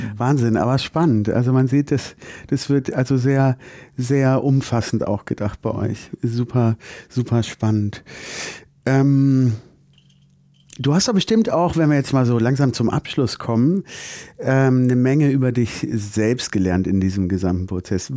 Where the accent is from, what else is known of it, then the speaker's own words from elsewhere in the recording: Germany; bei uns in Deutschland